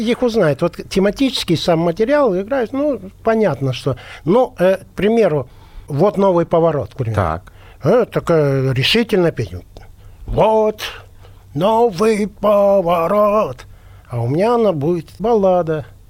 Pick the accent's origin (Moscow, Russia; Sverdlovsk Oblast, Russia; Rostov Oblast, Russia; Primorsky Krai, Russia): Sverdlovsk Oblast, Russia; Yekaterinburg; moved away; мы же оба из Екатеринбурга, угу. Uh Свердловска. И дружили еще, будучи маленькими